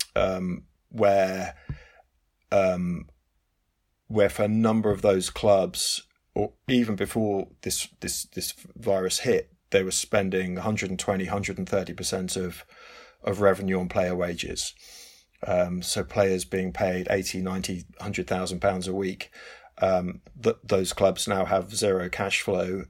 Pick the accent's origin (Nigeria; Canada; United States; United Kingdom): United Kingdom; England; it's England, it's my home country